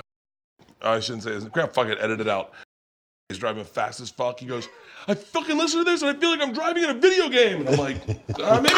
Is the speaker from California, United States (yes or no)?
no; Tampa, Florida, United States; I grew up in Tampa